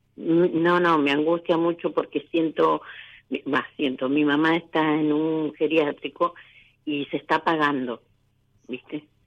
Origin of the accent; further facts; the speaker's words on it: Lanús, Buenos Aires Province, Argentina; De Lanús, provincia de Buenos Aires.